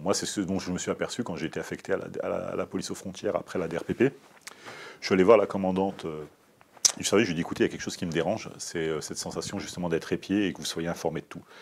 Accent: France; je suis né en France

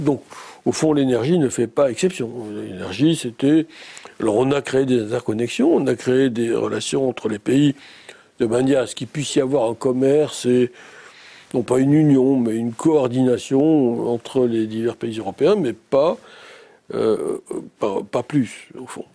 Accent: Antibes, Provence-Alpes-Côte d'Azur, France; moved away as an adult; also born or lived in Nice; je suis né bien longtemps en Tibal-Maritime. Euh, j'ai fait mes études primaires et secondaires à Antibes

